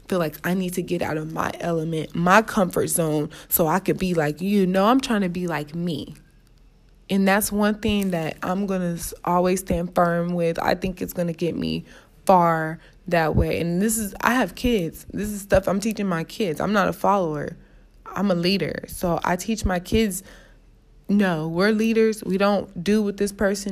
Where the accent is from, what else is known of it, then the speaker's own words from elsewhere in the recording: Los Angeles, California, United States; I'm still from South Central